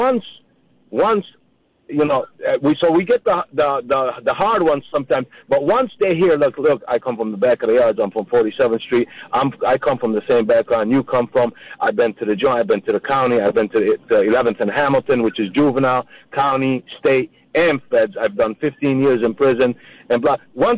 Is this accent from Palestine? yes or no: yes; Jerusalem, Palestine; born there; since I was born in Jerusalem and I don't have a country